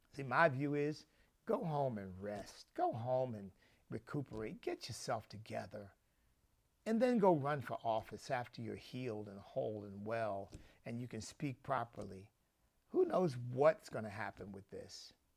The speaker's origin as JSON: {"language": "English", "region": "Pennsylvania", "country": "United States", "tie": "born or raised there", "said": "I grew up in Pennsylvania"}